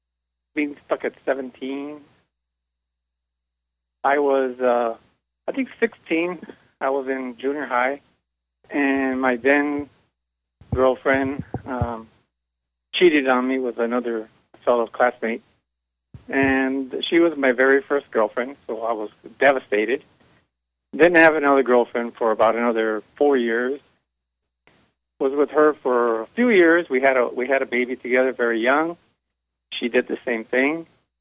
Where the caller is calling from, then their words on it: South Carolina, United States; I'm calling from South Carolina.